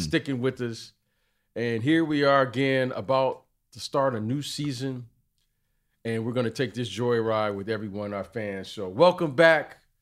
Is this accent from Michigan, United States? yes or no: yes; Detroit, Michigan, United States; I'm from Detroit